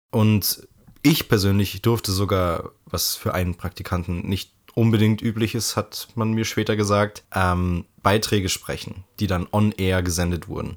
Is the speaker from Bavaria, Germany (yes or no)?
yes; Bavaria, Germany; bei uns in Bayern